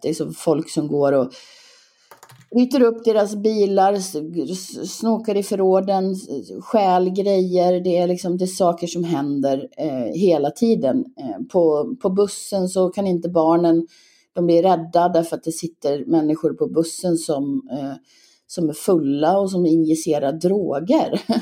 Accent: Gagnef, Dalarna County, Sweden; born or raised there; also born or lived in Leksand; now in Falun, Sweden

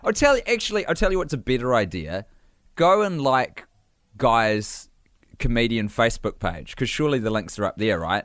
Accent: New Zealand; accent: Kiwi; growing up in New Zealand

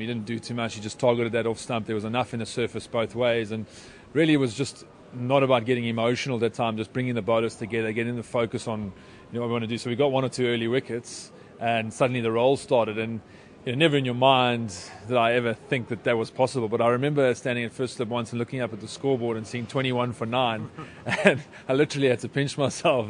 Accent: South Africa; I'm South African

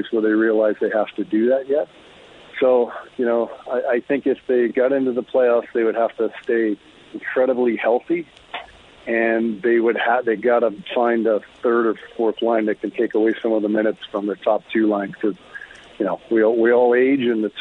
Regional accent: Bow Island, Alberta, Canada; born or raised there

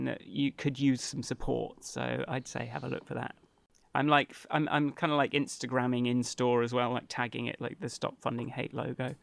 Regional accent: England, United Kingdom; I'm English

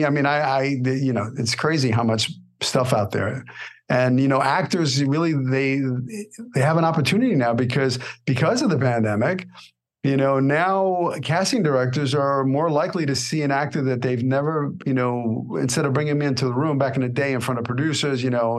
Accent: New York, United States; moved away as an adult; now in Los Angeles, United States; So I'm an actor from New York.

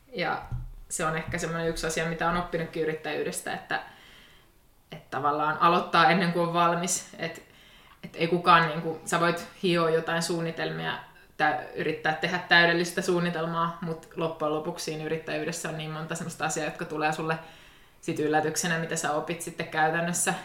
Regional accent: Tampere, Pirkanmaa, Finland; moved away as an adult; now in Turku, Finland; mä oon Tampereelta kotoisin

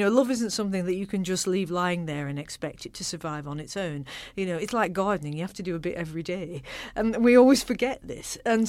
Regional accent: Accrington, North West England, United Kingdom; when I was growing up in Accrington, in the chilly, frozen north, our household was generally a rather claustrophobic and miserable place

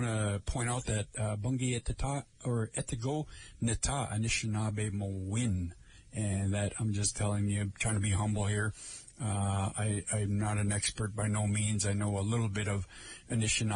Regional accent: Lake Vermilion area, Minnesota, United States; I am from the Lake Vermilion area of our reservation here

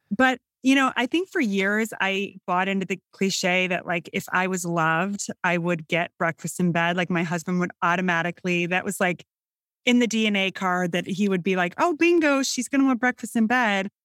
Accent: Northern Illinois, United States; accent: Midwestern; I'm from Northern Illinois. I grew up in a suburban area, um, about an hour and a half northwest of Chicago.

